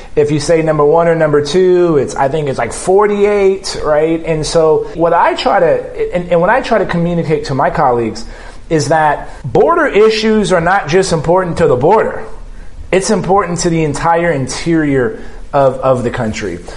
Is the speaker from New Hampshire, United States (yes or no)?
no; South Texas, United States; living and growing up in South Texas and crisscrossing the border